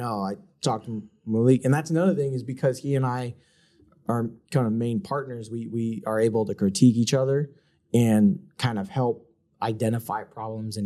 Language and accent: English; Maryland, United States; I'm from Maryland